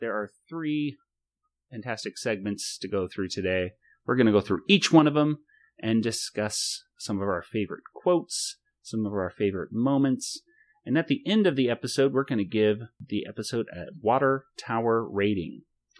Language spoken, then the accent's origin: English; Southwest, United States; accent: a different type of Southern accent; But we're from the South, too, sort of. The Southwest.